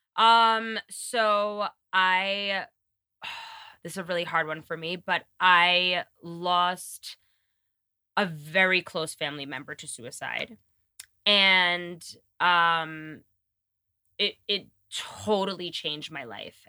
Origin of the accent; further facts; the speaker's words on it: New York City, New York, United States; moved away; also born or lived in Kenya; being a New Yorker.